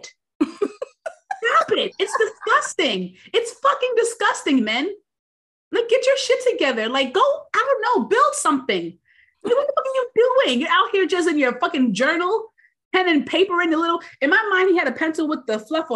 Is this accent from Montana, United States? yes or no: no; New York City, New York, United States; I'm a New Yorker